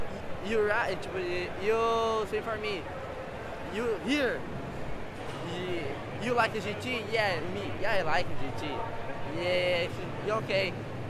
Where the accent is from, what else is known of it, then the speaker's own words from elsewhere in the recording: São Paulo, Brazil; I'm from Brazil.